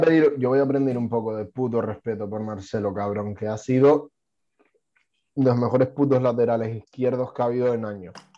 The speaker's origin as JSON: {"language": "Spanish", "area": "Tenerife", "region": "Canary Islands", "country": "Spain", "tie": "born or raised there", "said": "mi pueblo, una fiesta de de Tenerife"}